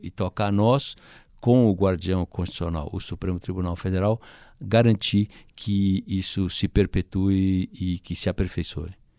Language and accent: Portuguese; Brazil